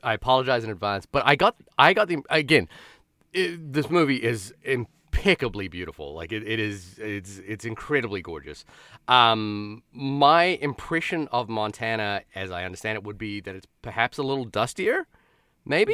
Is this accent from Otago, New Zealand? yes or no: no; Wellington, New Zealand; moved away; my hometown of Wellington, New Zealand